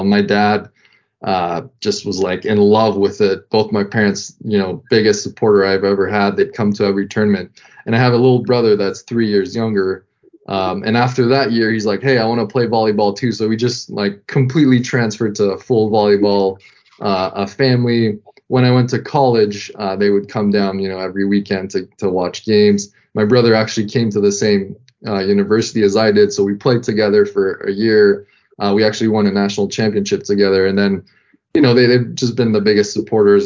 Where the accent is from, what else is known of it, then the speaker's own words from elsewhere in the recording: Ottawa, Ontario, Canada; first language French; English is a second language; moved away as an adult; also born or lived in Quebec City, Canada / France; now in Florida, United States; I'm actually from Ottawa, Canada